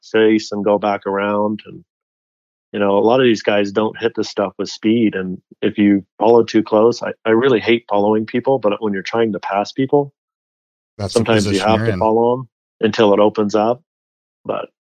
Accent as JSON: {"language": "English", "town": "Delta Junction", "region": "Alaska", "country": "United States", "tie": "born or raised there", "also_born_or_lived": "Fairbanks, Alaska", "moved": "yes", "lives_now": "Park City, United States", "said": "I was born in Fairbanks, Alaska, lived in a little town about 100 miles south of there called Delta Junction, Alaska"}